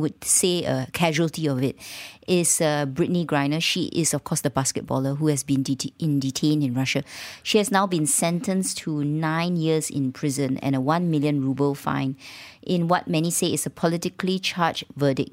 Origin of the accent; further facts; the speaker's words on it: Malaysia; accent: Malaysian; being Malaysian and sounding Malaysian.